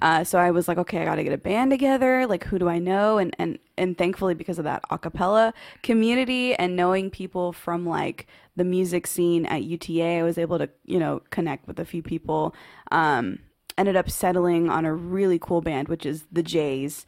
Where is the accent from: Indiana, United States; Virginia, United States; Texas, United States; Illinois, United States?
Texas, United States; Waco; little kid, just, um, growing up in Waco, Texas.